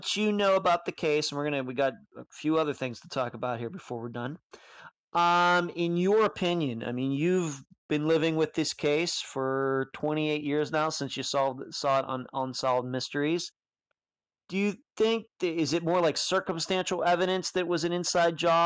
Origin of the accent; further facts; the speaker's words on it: near Pittsburgh, Western Pennsylvania, United States; moved away; I'm originally from Pennsylvania, but we're from Western Pennsylvania over near Pittsburgh